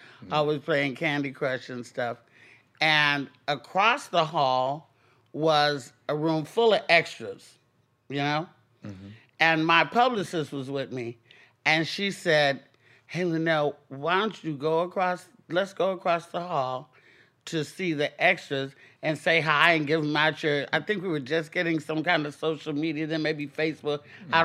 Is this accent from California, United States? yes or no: yes; Oakland, California, United States; moved away as an adult; also born or lived in Arkansas / Castro Valley, California / Hayward, California; now in Los Angeles, United States; I was born in Arkansas, but I was raised in the Bay Area in Oakland for a little while. Then my parents moved me from Oakland to the suburbs, the very, very white suburbs of Castro Valley, California